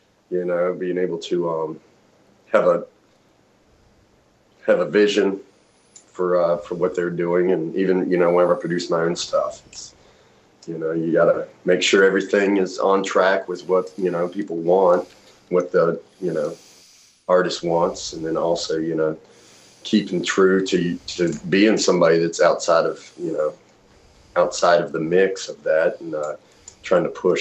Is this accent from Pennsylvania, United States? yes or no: no; Appalachian Mountains, just south of Roanoke, Virginia, United States; I was born in the Appalachian Mountains, just south of Roanoke, Virginia